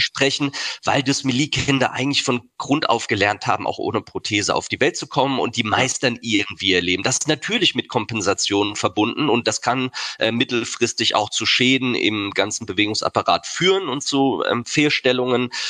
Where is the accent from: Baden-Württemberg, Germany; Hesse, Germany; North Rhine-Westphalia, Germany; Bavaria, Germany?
Baden-Württemberg, Germany; Heidelberg; Ich bin in Heidelberg geboren und wohne auch